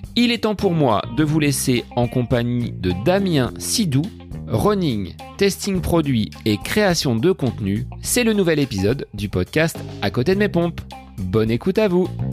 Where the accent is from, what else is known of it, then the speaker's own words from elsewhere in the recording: Bonneval, Centre-Val de Loire, France; mon village natal de Bonneval en Eure-et-Loire